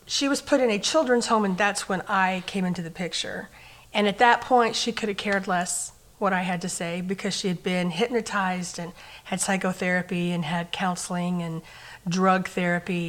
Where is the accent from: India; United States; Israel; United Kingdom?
United States; Clovis; moved away as an adult; now in St. Cloud, United States; My hometown was a cattle ranch community. um, you could drive in from any direction into Clovis